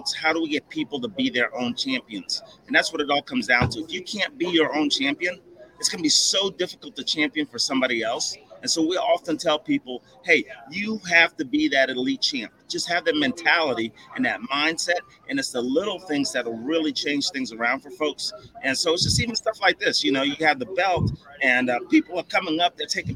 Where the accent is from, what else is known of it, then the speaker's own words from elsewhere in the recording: Columbus, Ohio, United States; I'm from Columbus, Ohio.